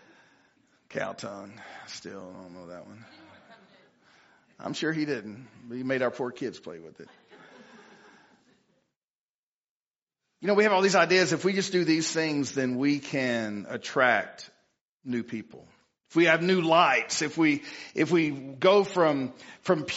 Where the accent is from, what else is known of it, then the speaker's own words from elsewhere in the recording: Piney Woods, East Texas, United States; I am from East Texas. I'm a little off. I'm really from the Piney Woods